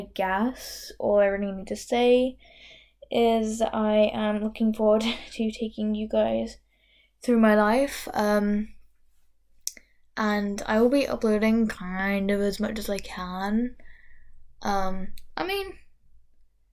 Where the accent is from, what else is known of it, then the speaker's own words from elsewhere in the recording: London, United Kingdom; accent: Londoner, plus another place; I am got a Londoner accent, plus another place that no one has ever heard